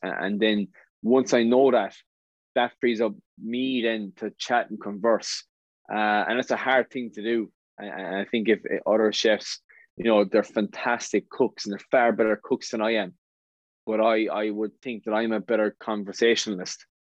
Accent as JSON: {"language": "English", "area": "West Limerick", "region": "Munster", "country": "Ireland", "tie": "born or raised there", "said": "I'm from West Limerick, went to school at West Limerick"}